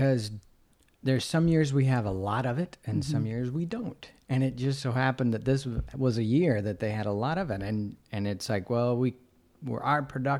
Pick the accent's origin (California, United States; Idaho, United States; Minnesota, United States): Idaho, United States; Carey; So Kings Point, New York is where Anna is from, and I'm from Cary, Idaho.